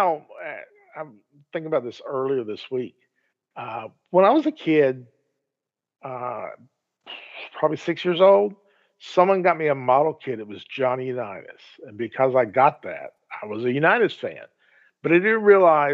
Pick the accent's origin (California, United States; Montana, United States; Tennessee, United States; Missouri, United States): Missouri, United States; St. Louis; We're all from St. Louis.